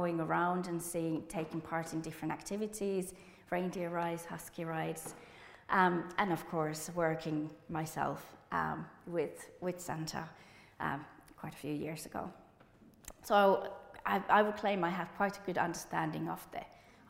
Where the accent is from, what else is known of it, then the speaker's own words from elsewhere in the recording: Enontekiö, Lapland, Finland; English is a second language; moved away as an adult; now in United Kingdom; I'm originally from Enontekiö, which is one of the most northern parts of Finland